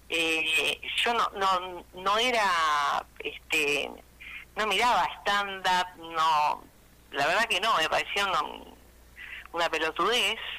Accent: Reconquista, Santa Fe, Argentina; now in Rosario, Argentina

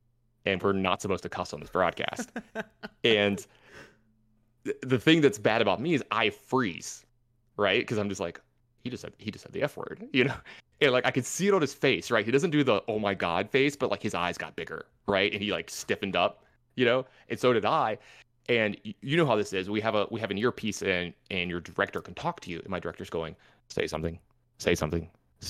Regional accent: the South, United States; something in general, y'all, you know, because I'm from the South.

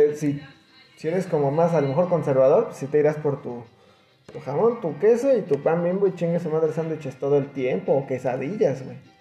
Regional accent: Mexico City, Mexico; now in Querétaro, Mexico; de la Ciudad de México, justamente de donde yo soy

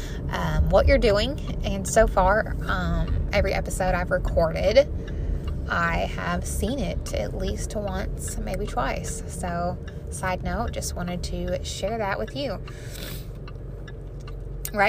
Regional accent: Missouri, United States; I'm from Missouri

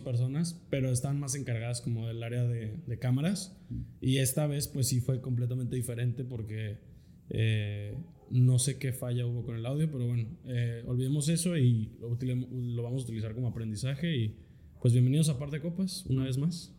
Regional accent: Metepec, State of Mexico, Mexico; moved away; also born or lived in Querétaro; donde yo nací en Querétaro y la neta donde más me acuerdo es, fue en, cuando viví en Metepec

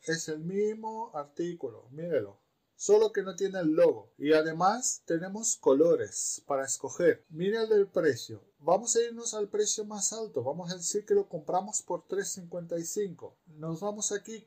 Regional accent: Romania; moved away; soy rumano

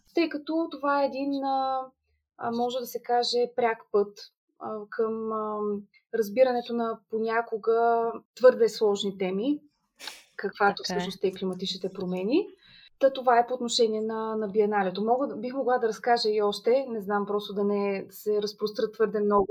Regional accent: Gabrovo, Gabrovo Province, Bulgaria; also born or lived in Sofia; Аз съм родена в Габрово, тук съм завършила и средното си образование

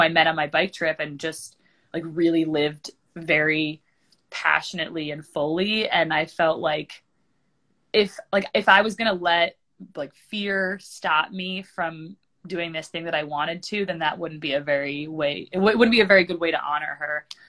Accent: East Coast, United States; Just because I grew up on the East Coast, my family is like, we have a long legacy of hikers in our family.

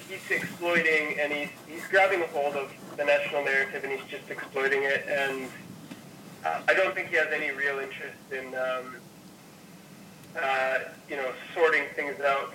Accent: United States

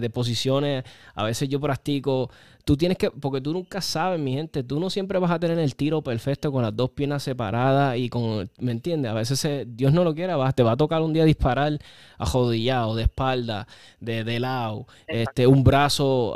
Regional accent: Puerto Rico; nosotros, los boricuas

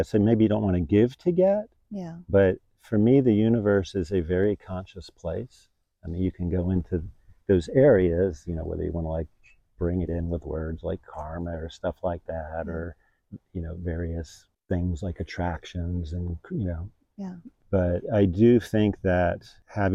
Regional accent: Miami, Florida, United States; I grew up in Miami, which is a pretty real city.

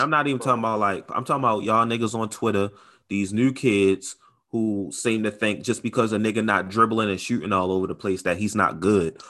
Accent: Baltimore, Maryland, United States; I'm from Baltimore.

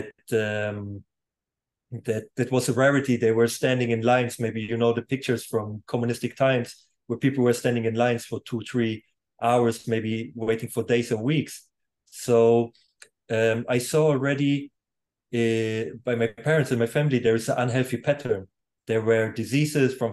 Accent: Germany; first language German; English is a second language; now in Poland; I was born in Poland, and before the Berlin Wall fall, I was a half year old or young at this time. My parents left Poland. They actually fled over the Berlin Wall, and I grew up in Germany completely. So German is even my primary language

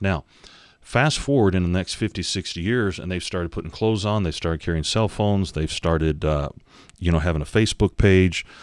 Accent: United States; now in Uganda; we come from American mentality

